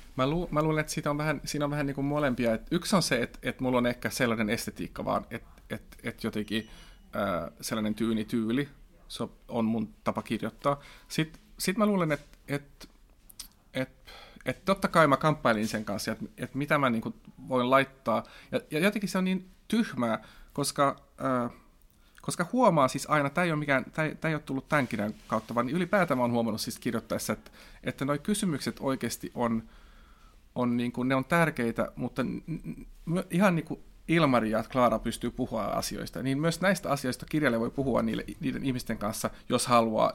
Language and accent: Finnish; Finland; first language Swedish; Finnish is a second language; mä oon kaksikielinen, mutta silti niin kuin, mun äidinkieli on ruotsi ja kirjoitan ruotsiksi